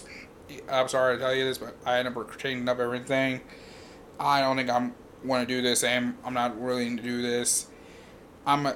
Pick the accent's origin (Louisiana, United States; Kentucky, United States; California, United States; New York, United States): Kentucky, United States; Louisville; I'm from Louisville.